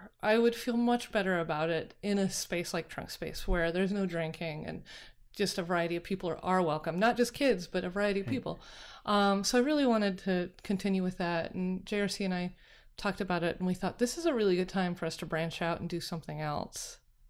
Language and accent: English; Park City, Utah, United States; I grew up in near Park City, Utah. My extended family's all in Salt Lake City.